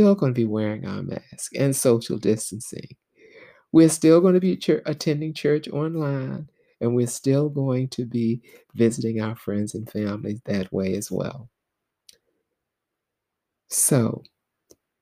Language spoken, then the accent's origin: English; the South, United States; As a little girl, Black girl growing up in the South